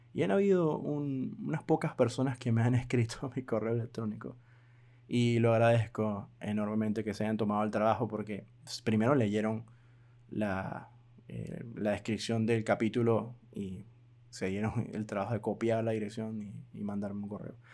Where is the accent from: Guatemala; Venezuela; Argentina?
Venezuela; mi país Venezuela